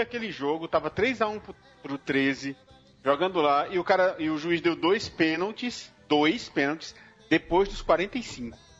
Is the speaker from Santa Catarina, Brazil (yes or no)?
no; Paraíba, Brazil; eu como paraibano